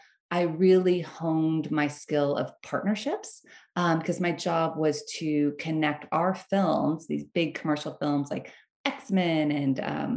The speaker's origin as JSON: {"language": "English", "town": "Bakersfield", "region": "California", "country": "United States", "tie": "born or raised there", "said": "I grew up in Bakersfield, California"}